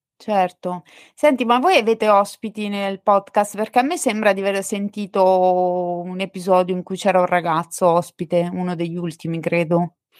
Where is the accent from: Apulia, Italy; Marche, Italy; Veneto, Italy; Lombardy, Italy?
Marche, Italy; accent: marchigiano; sono marchigiana